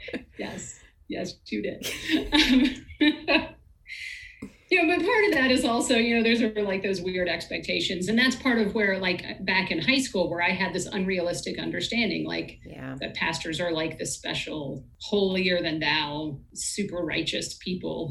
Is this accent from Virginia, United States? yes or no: yes; Virginia, United States; We're both from Virginia.